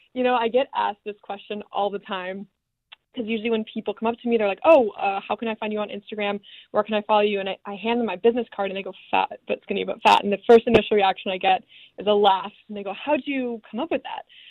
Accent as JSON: {"language": "English", "town": "San Diego", "region": "California", "country": "United States", "also_born_or_lived": "Arizona", "moved": "as an adult", "lives_now": "Los Angeles, United States", "said": "I am originally from San Diego, California"}